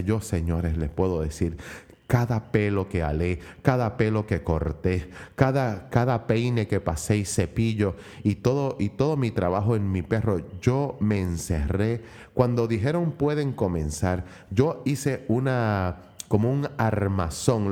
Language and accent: Spanish; Puerto Rico; por mi país, por mi isla del encanto